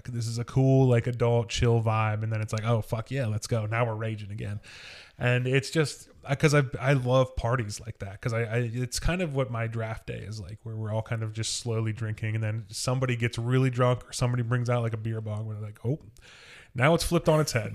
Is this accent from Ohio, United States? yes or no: yes; Wilmington, Ohio, United States; I'm from Wilmington